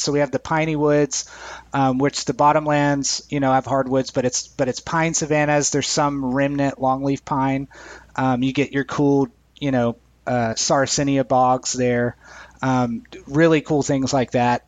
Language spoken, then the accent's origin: English; Edgewood, Texas, United States; my hometown is named Edgewood